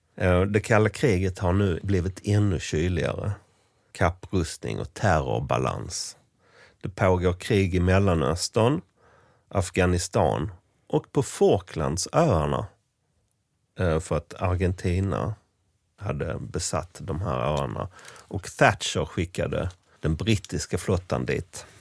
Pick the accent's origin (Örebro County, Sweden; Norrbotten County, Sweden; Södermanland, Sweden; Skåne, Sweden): Skåne, Sweden; Sankt Olof; byn Sankt Olof, där jag växte upp